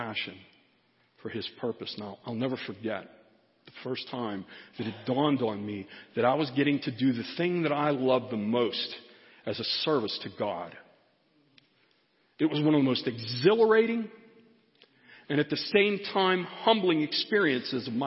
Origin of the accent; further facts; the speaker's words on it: Pittsburgh, Pennsylvania, United States; Pittsburgh, which is my hometown